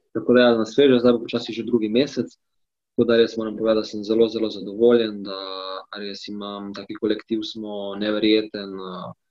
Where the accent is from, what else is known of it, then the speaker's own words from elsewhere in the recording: Slovenia; moved away as an adult; now in Spain; sem jaz prišel iz Slovenije